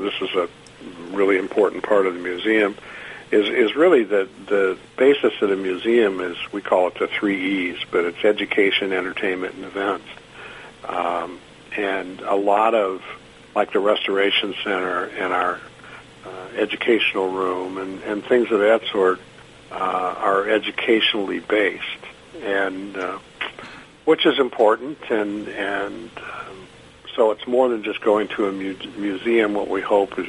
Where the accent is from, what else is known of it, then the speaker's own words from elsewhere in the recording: outside of Detroit, Michigan, United States; I grew up outside of Detroit